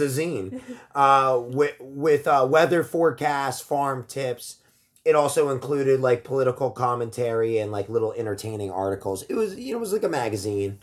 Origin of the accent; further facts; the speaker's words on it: Ocean County, New Jersey, United States; I grew up in Ocean County, New Jersey, in like Bricktown area, Point Pleasant